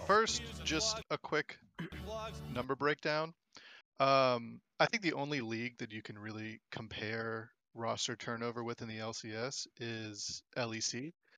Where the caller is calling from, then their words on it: Gulfport, Mississippi, United States; I'm calling from Gulfport, Mississippi.